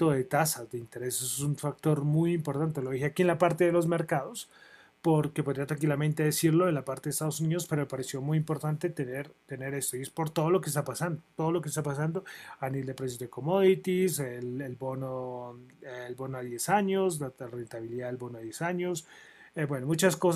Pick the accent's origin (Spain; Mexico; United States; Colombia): Colombia; Soy de Colombia, no voy a resaltar nada en especial.